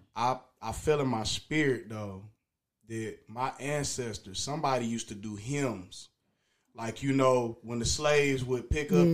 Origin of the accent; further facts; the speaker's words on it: Dayton, Ohio, United States; From Dayton, Ohio. Born and raised Dayton, Ohio